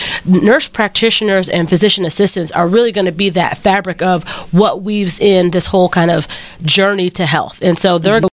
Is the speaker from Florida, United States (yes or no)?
no; Texarkana, Texas, United States; I'm where I grew up in Texarkana, I love it